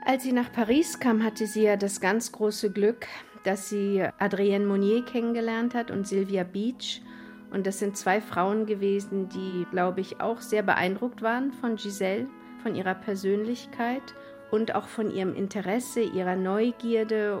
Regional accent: Berlin, Germany; dass ich Fotografiestudentin bin, aus Berlin komme

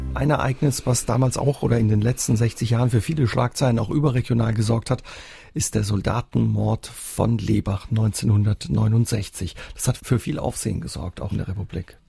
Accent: Germany; moved away; Ich komme aus der Ecke Südhessen, Baden-Württemberg.

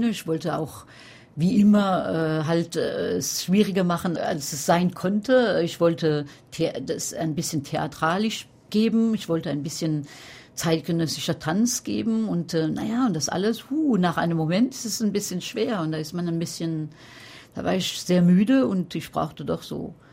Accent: France; now in Paris, France; Ich bin Französin, ja, wohne in Paris, aber Pariserin nein.

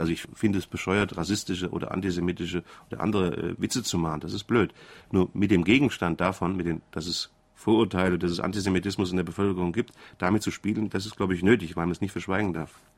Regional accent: Frankfurt, Hesse, Germany; accent: Hessian; ich bin Hesse, das hängt mit der Sprache zusammen

